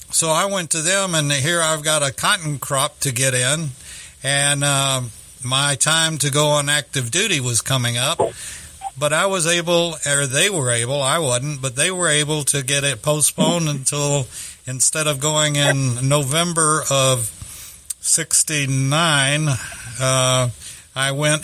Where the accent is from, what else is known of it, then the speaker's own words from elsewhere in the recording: Texas City, Texas, United States; it was my hometown.